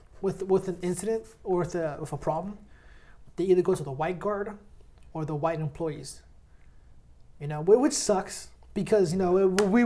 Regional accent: Lodi, California, United States; I was born in Lodi, born and raised there.

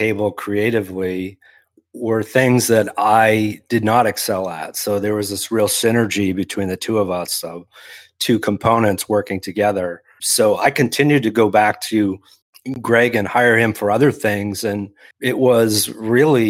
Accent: Maine, United States; I'm from Maine

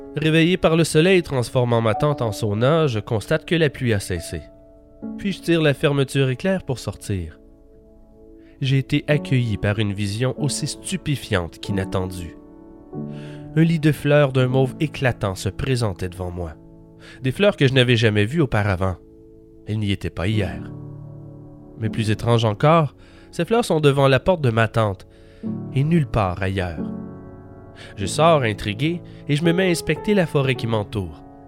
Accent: Quebec, Canada; je suis hors du Québec depuis plus d'un an.

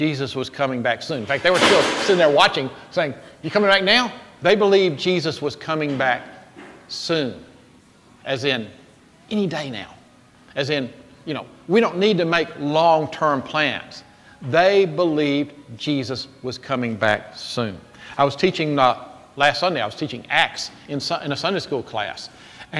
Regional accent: Jackson, United States; I was growing up in Jackson

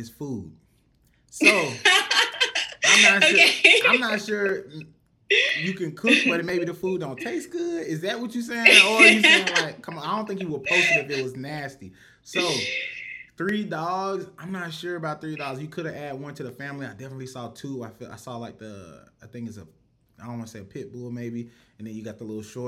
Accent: Rock Hill, South Carolina, United States; I'm from Rock Hill, South Carolina

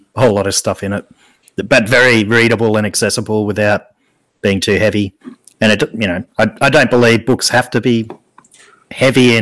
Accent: Australia; I'm Australian

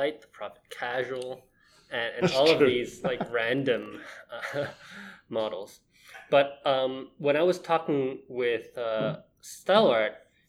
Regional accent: Hong Kong; now in Tokyo, Japan; I'm from Hong Kong

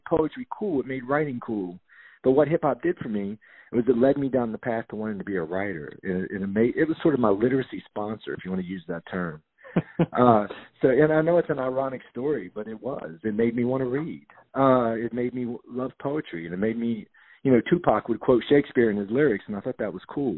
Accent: West Virginia, United States; now in Albany, United States; I grew up in West Virginia

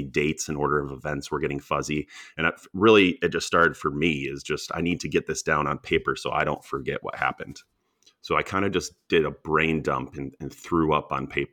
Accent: Ann Arbor, Michigan, United States; I grew up in Ann Arbor, Michigan

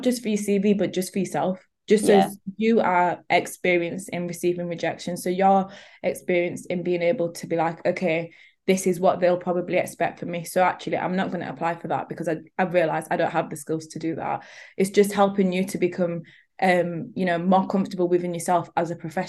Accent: Leeds, Yorkshire and the Humber, United Kingdom; I'm from Leeds

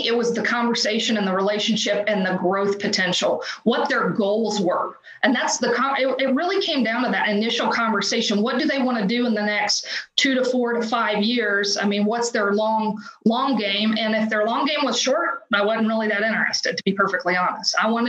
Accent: Oklahoma, United States; moved away; I'm a transplant from Oklahoma, so my sphere was zero.

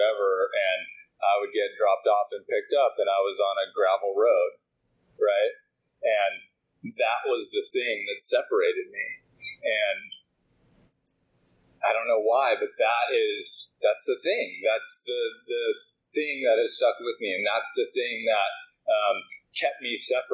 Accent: Woodinville, Washington, United States; So I grew up in Woodinville.

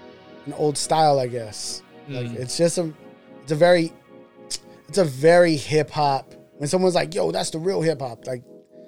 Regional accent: Sacramento, California, United States; I'm from SAC.

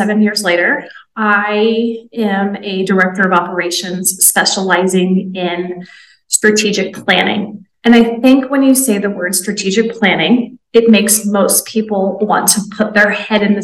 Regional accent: Kansas, United States; moved away as an adult; now in Oaxaca, Mexico; I am an American, originally from Kansas, based in Oaxaca, Mexico

